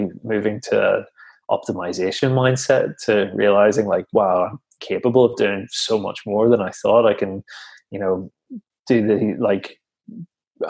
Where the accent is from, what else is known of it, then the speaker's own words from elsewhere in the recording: Northern Ireland, United Kingdom; back in Northern Ireland, where I'm from